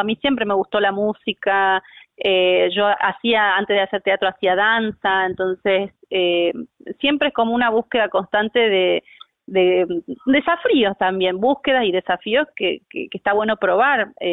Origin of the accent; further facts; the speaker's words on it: Jujuy, Argentina; now in Córdoba, Argentina; actriz, eh, soy jujeña